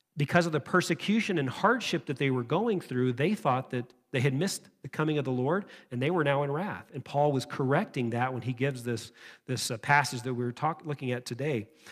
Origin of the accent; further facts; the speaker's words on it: United States; us as, as American Christians